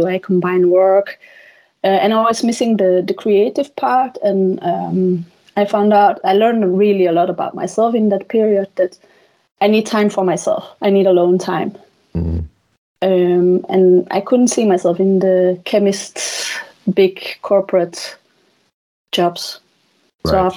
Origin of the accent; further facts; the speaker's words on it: Flanders, Belgium; first language Dutch; English is a second language; moved away as an adult; now in Denmark; I am from Belgium.